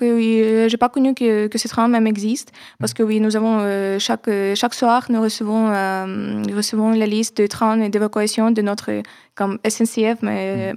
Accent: Kyiv, Ukraine; French is a second language; moved away as an adult; now in Paris, France; je ne veux pas quitter Kiev, c'est ma ville natale

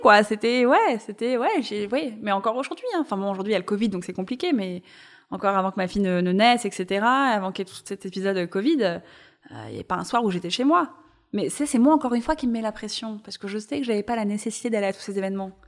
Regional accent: Paris, Île-de-France, France; Je suis née à Paris, j'ai grandi à Paris

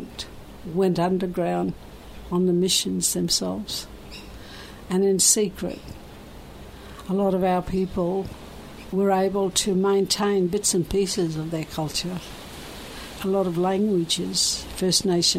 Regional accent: Cherbourg, Queensland, Australia; I grew up on an Aboriginal community. It was a mission, a reserve

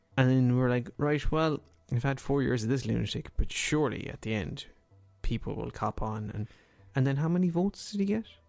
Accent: Ireland; as a kid growing up in Ireland

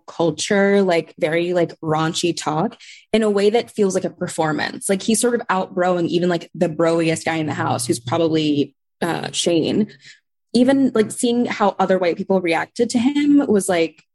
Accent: Tulsa, Oklahoma, United States; moved away; I'm from Oklahoma. I grew up in Tulsa, Oklahoma

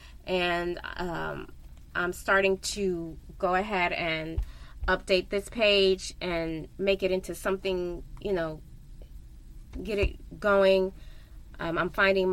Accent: Missouri, United States; I am from Missouri. I was born and raised

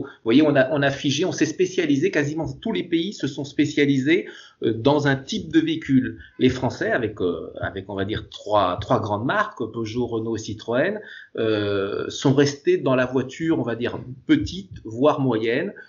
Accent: France; Chez nous en France

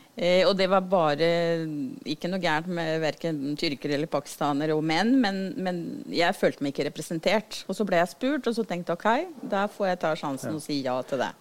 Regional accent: Venezuela; Norwegian is a second language; moved away as an adult; now in Drammen, Norway; Født og oppvokst i Venezuela.

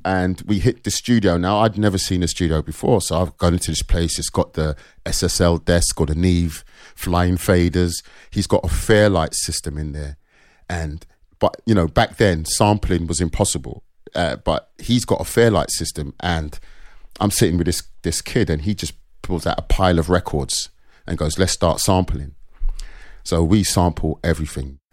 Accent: London, United Kingdom; I was born in North London, Caledonian Road

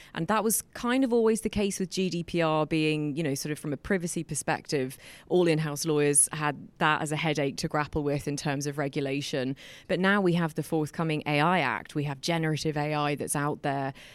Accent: England, United Kingdom; moved away as an adult; now in Ireland; I was born in Ireland. I grew up in England.

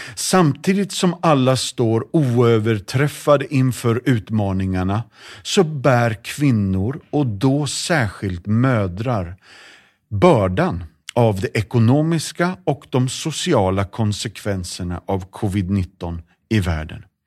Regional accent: Sweden; vi är alla liksom svenskar

